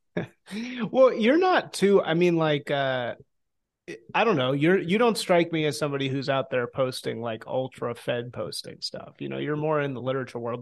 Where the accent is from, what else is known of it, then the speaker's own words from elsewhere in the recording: Chicago, Illinois, United States; moved away as an adult; also born or lived in New Orleans; I grew up in Chicago